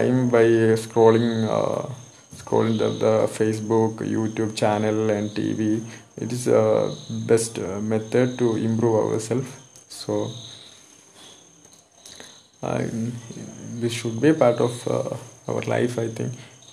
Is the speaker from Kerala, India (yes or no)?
yes; Malayali, Kerala, India; English is a second language; And I'm a Malayali actually